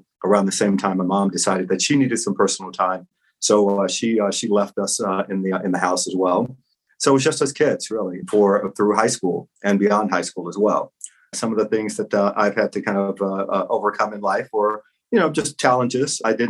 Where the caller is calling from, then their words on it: New York, United States; I'm calling in from New York.